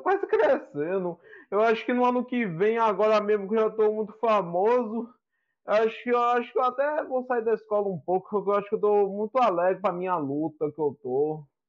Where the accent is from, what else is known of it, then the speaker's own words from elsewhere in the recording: Valença, Bahia, Brazil; Eu sou de Valença na Bahia